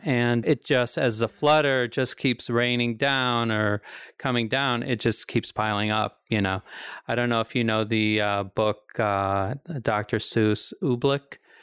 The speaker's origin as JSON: {"language": "English", "region": "the Ozarks", "country": "United States", "accent": "hillbilly", "said": "I'm from the Ozarks"}